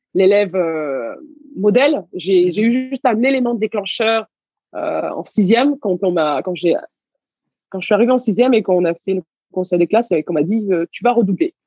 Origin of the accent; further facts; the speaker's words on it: Garges-lès-Gonesse, Île-de-France, France; also born or lived in Senegal / Levallois-Perret; j'ai grandi à Gargé-Gonesse.